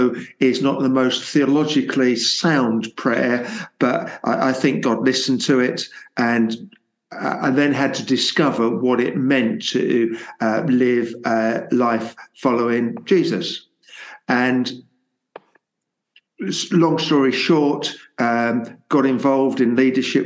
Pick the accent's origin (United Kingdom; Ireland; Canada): United Kingdom; Luton, East of England; So I'm born and bred in Luton and have certainly for two or three generations lived in Luton.